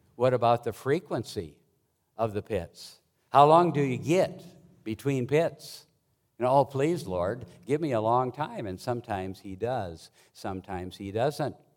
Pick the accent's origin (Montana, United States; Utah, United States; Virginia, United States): Montana, United States; I grew up in Montana mostly and worked on a ranch from the time I was in eighth grade through college